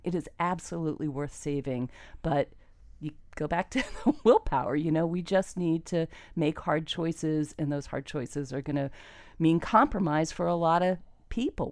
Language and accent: English; Miami, Florida, United States; also born or lived in Ocala, Florida; We moved down here. I was brought up by a single mom